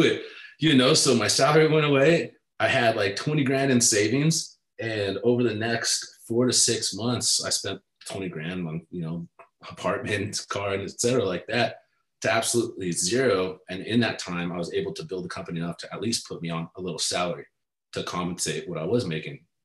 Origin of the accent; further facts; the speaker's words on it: Southern California, United States; I'm from Southern California